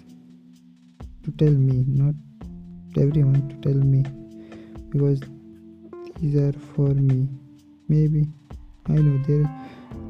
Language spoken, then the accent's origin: English; India; English is a second language; I am from India